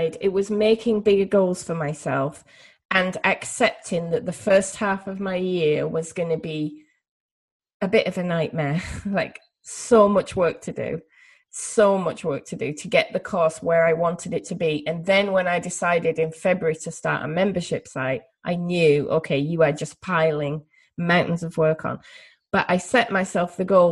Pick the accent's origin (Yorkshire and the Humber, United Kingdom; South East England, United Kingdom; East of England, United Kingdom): Yorkshire and the Humber, United Kingdom; also born or lived in United States; there's the Yorkshire part of my brain or the Northern England part of my brain